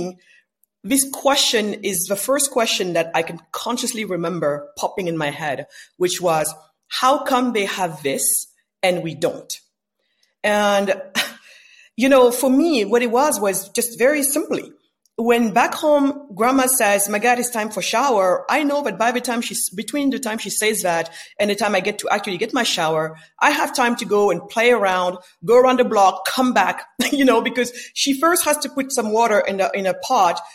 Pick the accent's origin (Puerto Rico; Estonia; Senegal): Senegal; I was born in West Africa, in Senegal, west coast of Africa